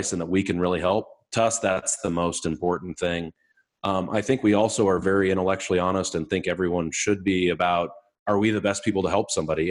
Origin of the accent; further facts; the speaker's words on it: Malcolm, Nebraska, United States; So Malcolm, Nebraska is my hometown.